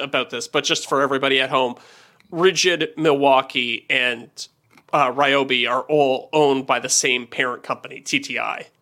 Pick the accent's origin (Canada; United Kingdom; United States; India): Canada; I'm Canadian